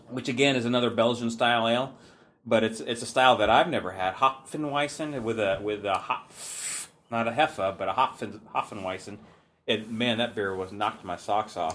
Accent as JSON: {"language": "English", "town": "Seattle", "region": "Washington", "country": "United States", "tie": "born or raised there", "lives_now": "Olympia, United States", "said": "growing up in Seattle"}